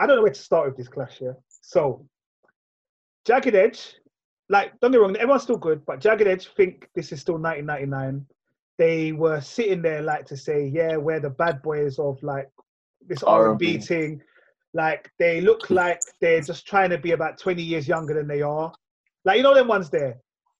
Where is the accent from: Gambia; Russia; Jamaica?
Jamaica; Kingston; No, I'm from Kingston, man. I'm from Kingston.